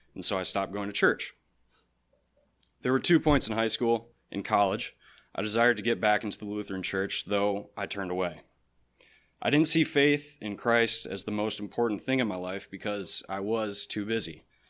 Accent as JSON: {"language": "English", "region": "Michigan", "country": "United States", "said": "I'm from Michigan"}